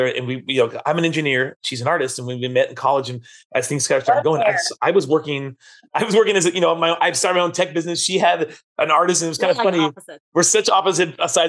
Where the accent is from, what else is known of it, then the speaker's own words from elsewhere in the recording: San Francisco, California, United States; We grew up in San Francisco